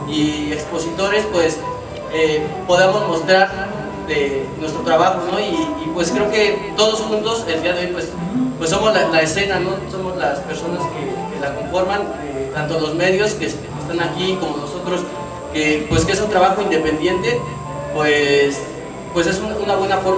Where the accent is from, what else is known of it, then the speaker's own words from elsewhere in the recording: Dominican Republic; yo soy de la República Dominicana